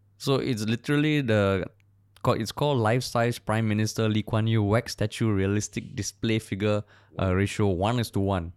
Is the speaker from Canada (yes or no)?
no; Singapore; I'm from Singapore